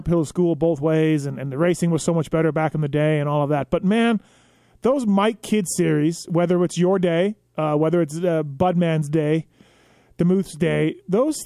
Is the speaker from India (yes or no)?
no; Canada; I grew up in Canada